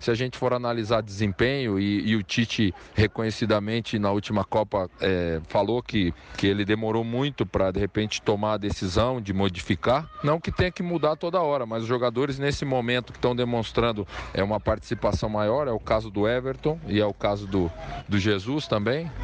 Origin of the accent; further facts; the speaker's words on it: Brazil; a gente, como brasileiro